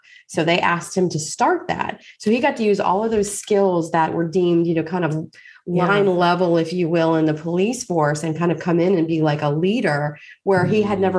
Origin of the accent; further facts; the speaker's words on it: Washington, District of Columbia, United States; my father was a policeman growing up in Washington, D.C.